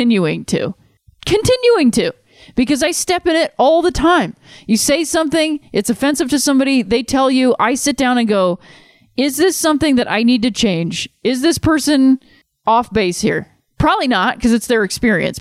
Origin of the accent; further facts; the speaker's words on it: Cleveland, Ohio, United States; moved away; going back and cheering for my hometown team